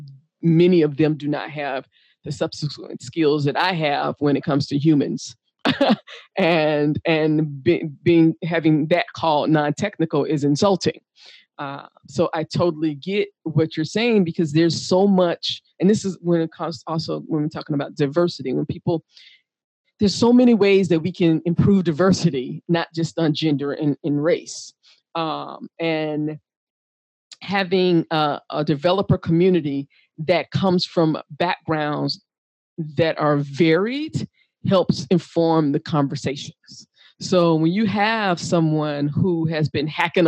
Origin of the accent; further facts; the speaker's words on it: United States; I'm from the United States.